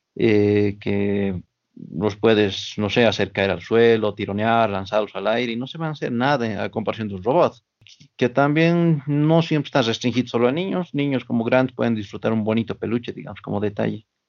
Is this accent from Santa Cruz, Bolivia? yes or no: no; Oruro, Bolivia; yo soy de aquí de Oruro por parte de mi papá, pero mi mamá es del lado de Sucre